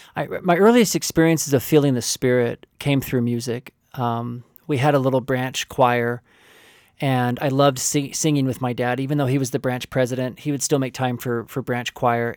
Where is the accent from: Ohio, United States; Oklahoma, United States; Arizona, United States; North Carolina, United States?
Oklahoma, United States; also born or lived in California; my father moved our family to Oklahoma, um, in a rural community